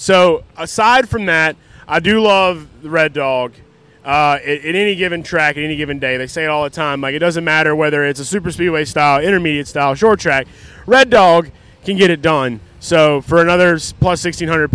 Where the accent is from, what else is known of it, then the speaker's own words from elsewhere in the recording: Louisiana, United States; I'm from Louisiana